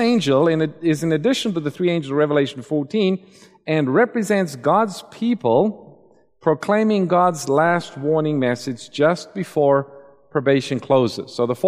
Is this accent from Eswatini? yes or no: yes; Eswatini; I spent some time in the mission field growing up in Swaziland